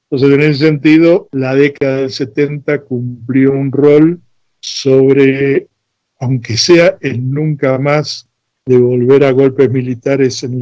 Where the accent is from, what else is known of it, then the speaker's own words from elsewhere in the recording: Floresta, Buenos Aires, Argentina; born there; Yo nací en Floresta, siempre tuve inquietudes